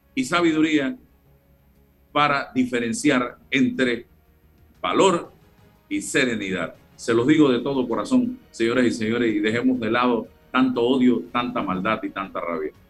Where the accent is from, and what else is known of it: Panama